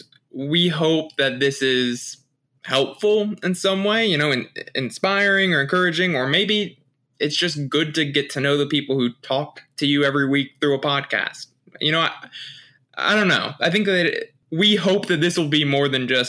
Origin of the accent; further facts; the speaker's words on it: Chesapeake, Virginia, United States; we were both born in Virginia and Chesapeake, same place where we're at now